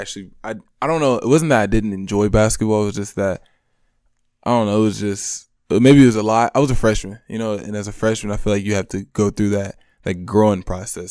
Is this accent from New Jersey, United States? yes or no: no; Monroe, Michigan, United States; I'm from Monroe, Michigan.